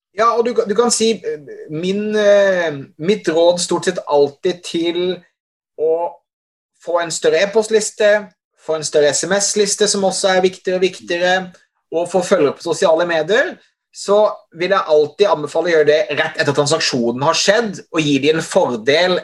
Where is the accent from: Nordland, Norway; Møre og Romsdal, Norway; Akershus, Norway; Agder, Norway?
Agder, Norway; Hovden; Jeg kommer fra Hovden i Setesdal